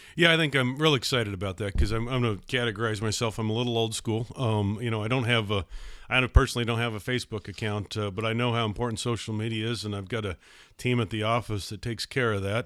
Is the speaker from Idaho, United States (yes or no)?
yes; Idaho Falls, Idaho, United States; I was born and raised in Idaho, Idaho Falls. I've been here my whole life